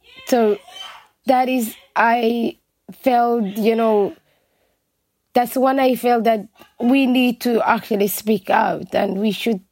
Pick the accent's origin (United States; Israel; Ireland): Ireland; Dublin, Leinster; English is a second language; a girl who are born and raised in Ireland.